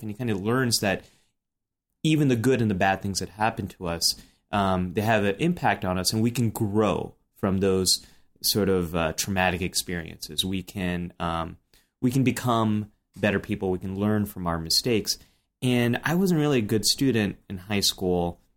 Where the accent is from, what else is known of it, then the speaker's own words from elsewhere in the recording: Silicon Valley, California, United States; grew up in Silicon Valley